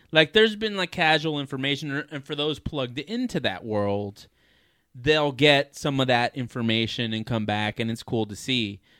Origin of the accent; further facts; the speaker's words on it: United States; I'm American.